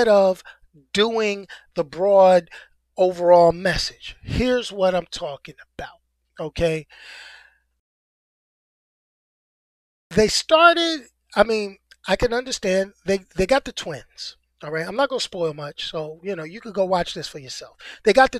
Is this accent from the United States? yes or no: yes; New York City, New York, United States; I'm a New Yorker, but I'm from the city. I'm from one of the five boroughs.